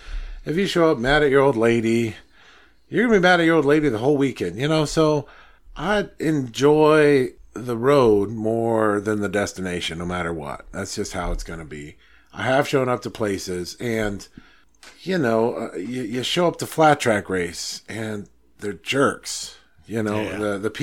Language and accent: English; United States; I'm an American